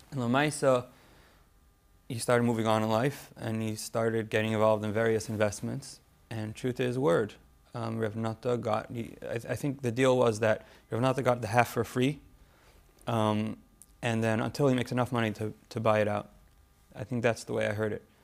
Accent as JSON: {"language": "English", "town": "Memphis", "region": "Tennessee", "country": "United States", "tie": "born or raised there", "said": "We grew up in Memphis."}